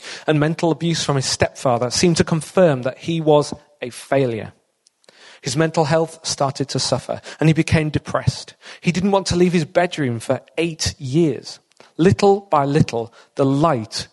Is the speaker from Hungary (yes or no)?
no; Hull, Yorkshire and the Humber, United Kingdom; moved away as an adult; I'm originally born and brought up in Hull, lived and worked in the area for many years